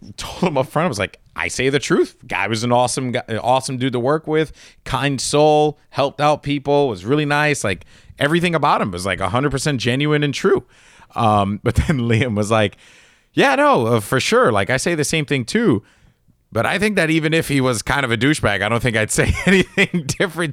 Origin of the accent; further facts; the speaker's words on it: New York, United States; We're both from New York